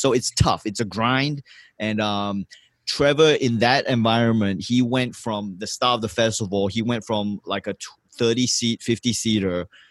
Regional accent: Johor Bahru, Johor, Malaysia; first language English; also born or lived in Singapore; I woke up in Malaysia, Johor Bahru. I would take the school bus to Singapore in the morning.

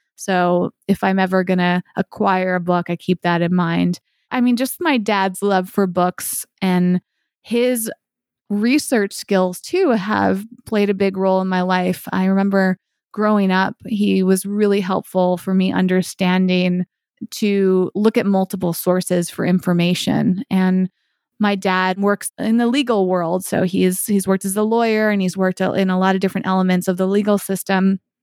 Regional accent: Massachusetts, United States; now in Los Angeles, United States; I grew up in Massachusetts

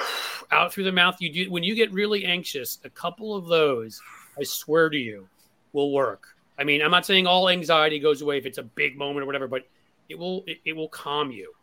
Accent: New York, United States; moved away; I grew up in New York

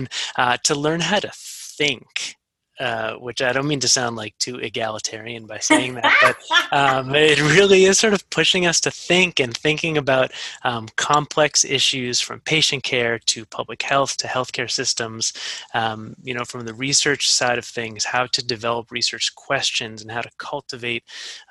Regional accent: Massachusetts, United States; moved away as an adult; I grew up in Massachusetts and I wanted to come back

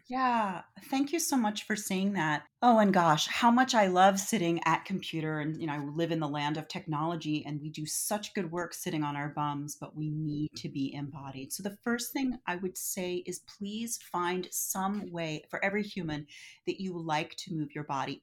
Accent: Philadelphia, Pennsylvania, United States; now in San Francisco, United States; I'm from Philadelphia

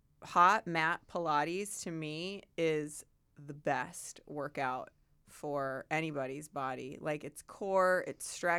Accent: Santa Barbara, California, United States; born there; And then ended up in Santa Barbara, and that's where I was born.

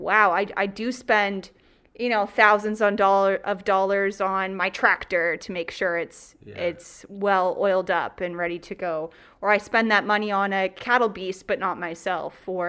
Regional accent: Brussels, Ontario, Canada; Brussels, Ontario. Woo. So when I went to university, people thought when I said Brussels that I was Brussels, Belgium. Wow. Not Belgium. Brussels, Ontario, Huron County.

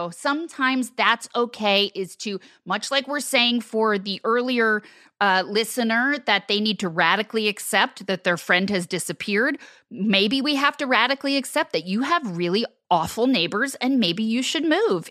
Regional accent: New Jersey, United States; I would steal that beagle. I'm from New Jersey.

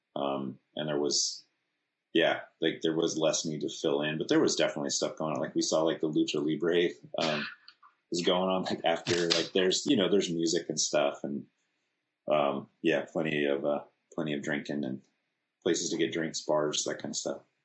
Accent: California, United States; we're from California

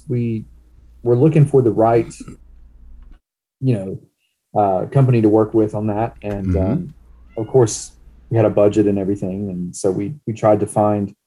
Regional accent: Cherokee, North Carolina, United States; also born or lived in Hickory, North Carolina; now in Cleveland, United States; I'm from Cherokee, North Carolina

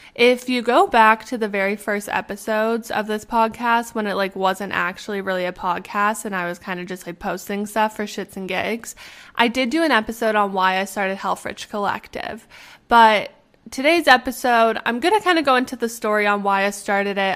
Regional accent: Canada; also born or lived in Arizona, United States; I'm from Canada

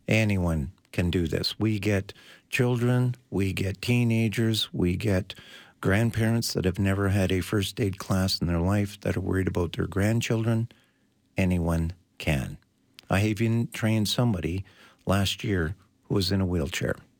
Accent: Canada; We are Canadian

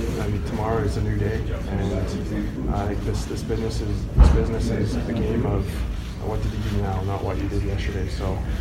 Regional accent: Sherwood Park, Alberta, Canada; So I'm from Sherwood Park, so it's just outside Edmonton.

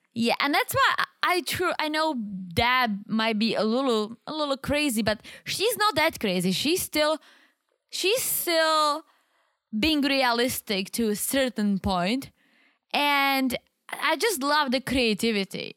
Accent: Czechia; English is a second language; moved away as an adult; now in United States; I'm from the Czech Republic

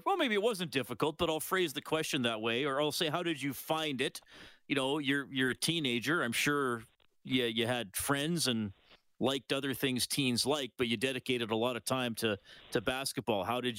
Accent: Evansburg, Alberta, Canada; because I grew up in Evansburg.

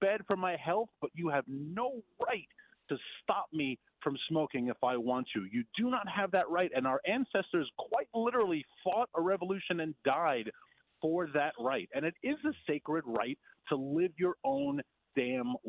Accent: New York City, New York, United States; being the New Yorker, being the kid from Queens I am

